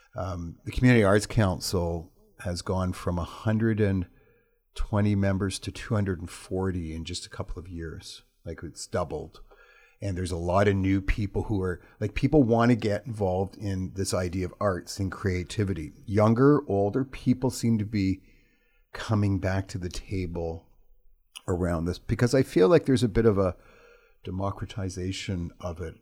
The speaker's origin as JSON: {"language": "English", "town": "Toronto", "region": "Ontario", "country": "Canada", "moved": "as an adult", "lives_now": "Prince George, Canada", "said": "I'm from Toronto"}